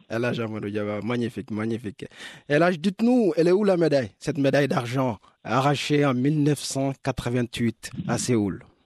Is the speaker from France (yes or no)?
no; Senegal; je suis sénégalais